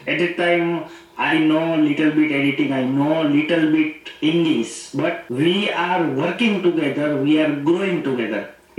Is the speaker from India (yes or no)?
yes; India; English is a second language; I am from India.